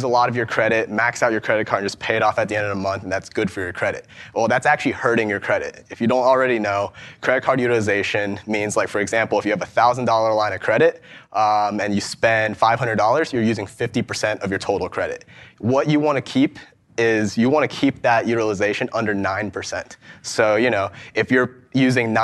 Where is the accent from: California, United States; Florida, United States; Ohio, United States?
Ohio, United States; I'm from Ohio